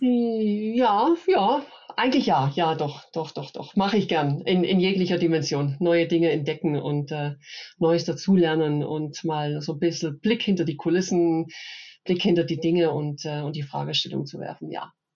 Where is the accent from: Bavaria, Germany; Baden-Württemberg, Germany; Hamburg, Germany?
Baden-Württemberg, Germany; Upper Swabia; now in Munich, Germany; bin äh, Schwäbin, nee, ich muss äh, korrekt sagen, Oberschwäbin